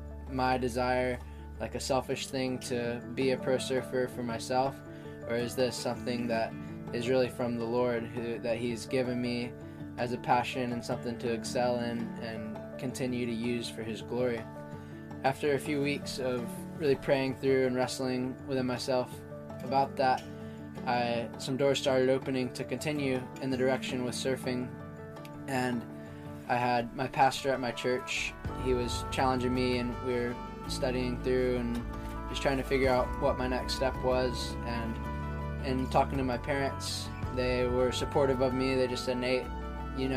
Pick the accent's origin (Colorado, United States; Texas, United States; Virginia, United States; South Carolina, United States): South Carolina, United States; Myrtle Beach; also born or lived in Savannah, Georgia; I'm 19 years old from Myrtle Beach, South Carolina. I grew up in Savannah, Georgia for my first 8 years